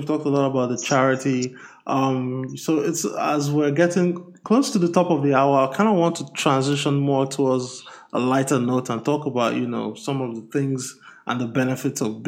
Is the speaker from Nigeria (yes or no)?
yes; Nigeria; moved away; I'm from Nigeria